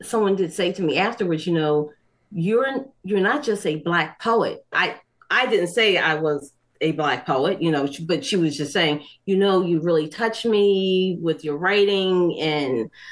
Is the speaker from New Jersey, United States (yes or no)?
yes; Atlantic City, New Jersey, United States; also born or lived in Hartford, Connecticut; I grew up in Atlantic City